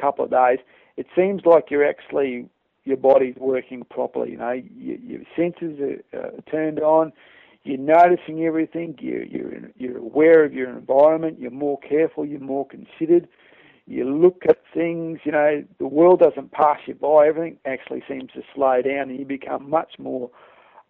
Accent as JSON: {"language": "English", "country": "Australia", "said": "I'm Australian"}